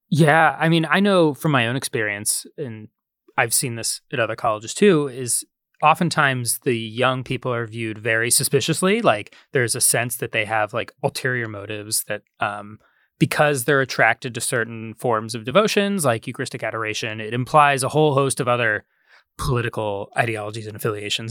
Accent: Columbus, Ohio, United States; moved away; at the Ohio State University, which is, uh, in my hometown

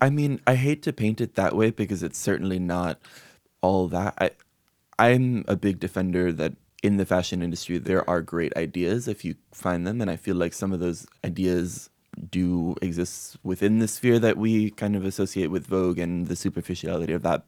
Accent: Miami, Florida, United States; I'm Cuban American. I grew up my whole life, as many Cuban Americans do in Miami

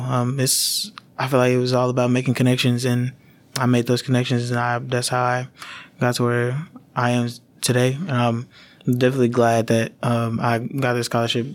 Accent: Dallas-Fort Worth area, Texas, United States; moved away as an adult; also born or lived in New Orleans, Louisiana; now in Louisiana, United States; I was born in New Orleans, uh, but I moved to Tex, to the Dallas-Fort Worth area in Texas after Katrina.

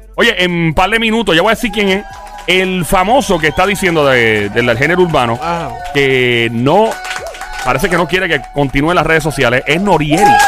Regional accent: Caguas, Puerto Rico; el gran pueblo de Cagua donde nací, ahí fui hecho, ahí fui criado

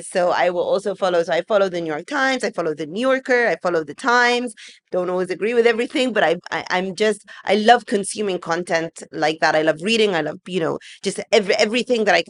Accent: England, United Kingdom; now in Egypt; growing up in England

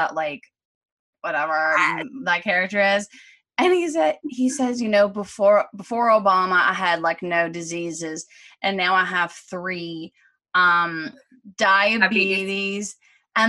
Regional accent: Canada; being Canadian

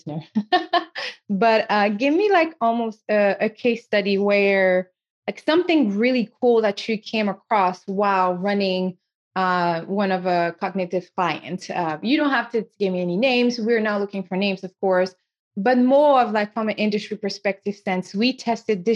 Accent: Senegal; accent: French accent; first language French; English is a second language; moved away; I'm originally from Senegal in West Africa

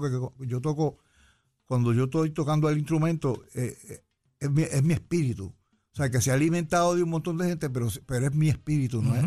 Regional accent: San Juan, Puerto Rico; born or raised there; also born or lived in Cataño, Puerto Rico / Río Piedras, Puerto Rico / United States

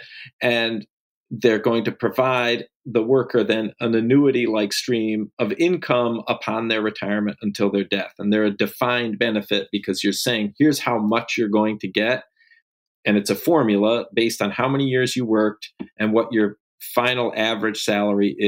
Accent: New York, United States; my home state of New York

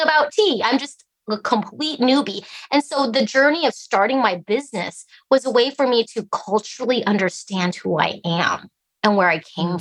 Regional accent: Alaska, United States; English is a second language; also born or lived in Idaho; I, I grew up here in Alaska

